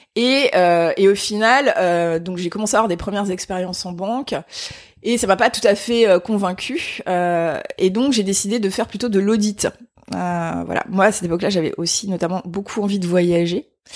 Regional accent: Épinal, Grand Est, France; je viens des Vosges hein, en fait. Donc je suis née à Épinal dans les Vosges

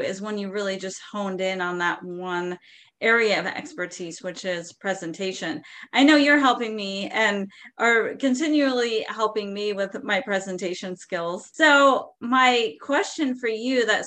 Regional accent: San Diego, California, United States; I am originally from San Diego, California

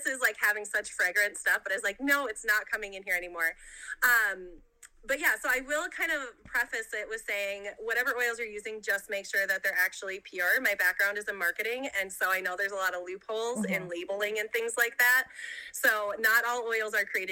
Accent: Minnesota, United States; I'm from Minnesota, born and raised.

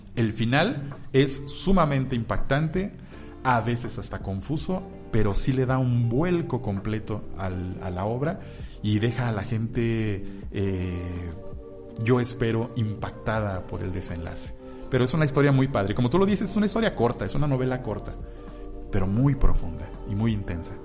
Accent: Mexico City, Mexico; Yo nací en Ciudad de México

